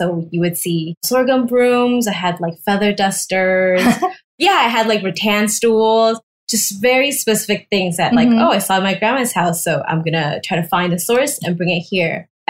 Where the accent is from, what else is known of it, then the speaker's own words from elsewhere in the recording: Taiwan; now in United States; I grew up in Taiwan and I moved to the States